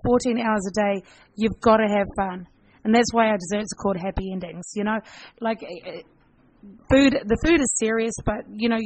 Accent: New Zealand; now in Galway, Ireland; I'm part Maori and I'm obviously from New Zealand

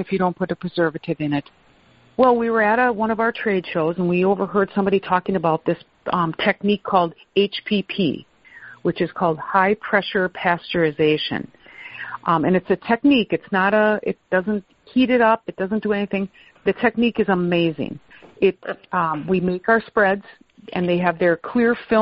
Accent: Wisconsin, United States; I grew up in Wisconsin. I was born and raised here.

